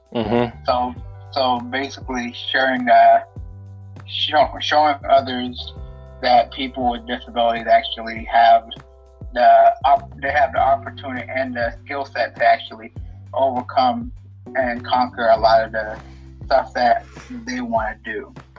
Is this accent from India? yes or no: no; Ethiopia; now in Atlanta, United States; I'm actually originally from Ethiopia, and I'm currently residing in Atlanta, Georgia